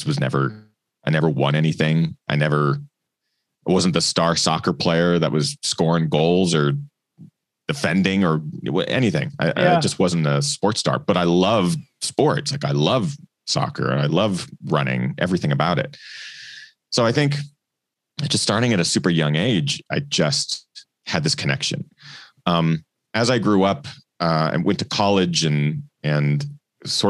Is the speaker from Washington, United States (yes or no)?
yes; Pacific Northwest, Washington, United States; also born or lived in Portland, Oregon; growing up in the Northwest